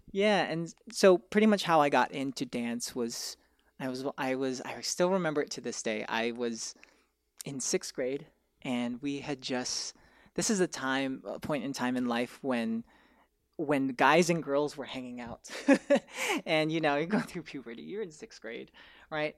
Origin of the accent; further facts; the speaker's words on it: Irvine, California, United States; I'm from Orange County, I'm from Irvine